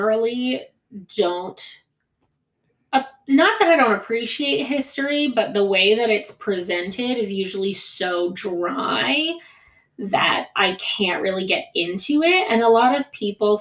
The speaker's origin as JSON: {"language": "English", "country": "United States", "tie": "born or raised there", "first_language": "Greek", "second_language": "English", "said": "I wasn't born there, but my whole family's from there. Greek was my first language, and I've spent a lot of time in Greece for somebody who grew up in the States"}